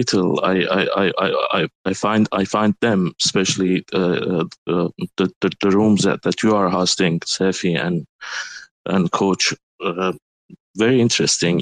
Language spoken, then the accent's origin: English; Iran; first language Turkish; English is a second language; moved away as an adult; also born or lived in United States; I'm originally from Iran